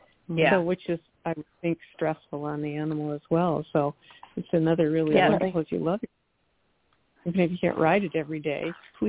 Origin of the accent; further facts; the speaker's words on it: Midwest, United States; now in California, United States; I grew up with horses, but never had a trailer because we could ride right from our home. And I grew up in the Midwest, but moving to California